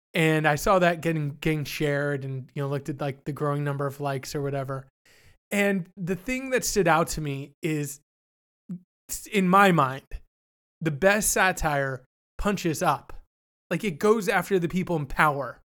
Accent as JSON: {"language": "English", "country": "Canada", "said": "I'm not an American. I'm Canadian."}